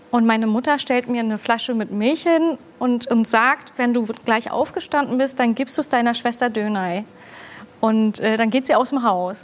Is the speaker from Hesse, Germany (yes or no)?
no; Hamburg, Germany; Ich bin in Hamburg geboren und aufgewachsen, direkt auch in St. Pauli